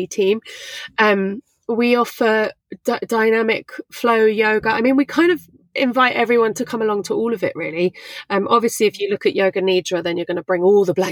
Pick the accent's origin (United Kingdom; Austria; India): United Kingdom; England; also born or lived in London / Brighton; I'm not Thai, I'm English